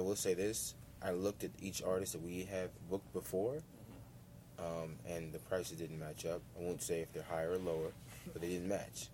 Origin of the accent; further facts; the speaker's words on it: Washington, District of Columbia, United States; in the city that, that kind of raised me, and the place that I, I call home